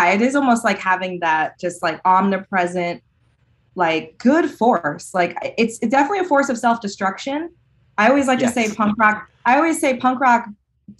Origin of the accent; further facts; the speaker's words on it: California, United States; moved away as an adult; now in Michigan, United States; I come from California